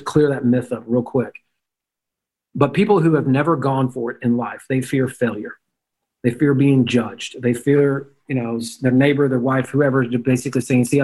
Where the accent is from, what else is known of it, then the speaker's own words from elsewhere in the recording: Memphis, Tennessee, United States; I'm a redneck from Memphis, Tennessee.